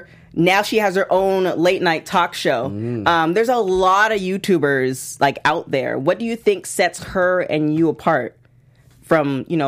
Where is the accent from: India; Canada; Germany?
Canada; now in United States; so I am also Canadian